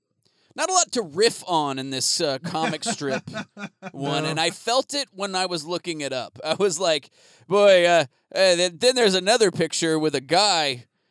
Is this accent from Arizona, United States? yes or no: yes; Phoenix, Arizona, United States; when I was growing up in Phoenix